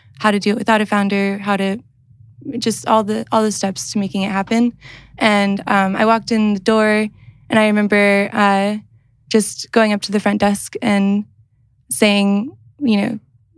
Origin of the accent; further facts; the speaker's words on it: Athens, Georgia, United States; moved away as an adult; also born or lived in St. Louis, Missouri; now in South Bend, United States; I'm originally from Athens, Georgia. I moved to St. Louis, Missouri to go to school for art and writing.